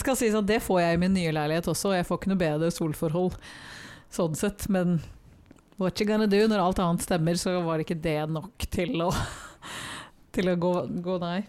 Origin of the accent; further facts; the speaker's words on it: Norway; jeg er jo norsk